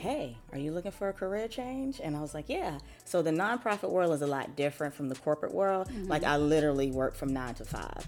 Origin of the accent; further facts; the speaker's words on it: Smiths Station, Alabama, United States; I am from Smith Station, Alabama.